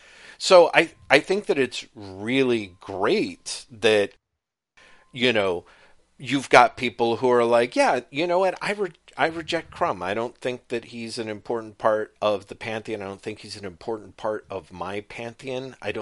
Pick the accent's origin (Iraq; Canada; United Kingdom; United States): United Kingdom; I can get away with cultural appropriation because I'm British and we've been doing it for centuries.